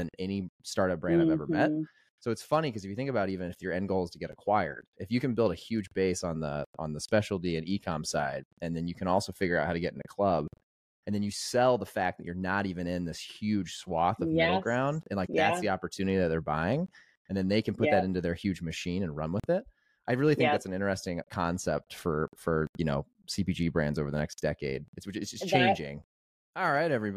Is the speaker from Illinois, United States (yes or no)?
no; Indianapolis, Indiana, United States; now in Elmhurst, United States; I'm from Indianapolis